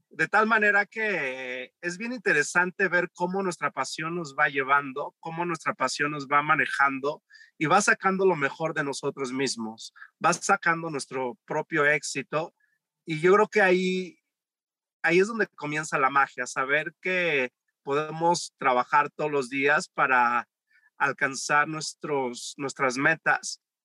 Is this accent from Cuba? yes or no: no; Mexico City, Mexico; yo crecí en la Ciudad de México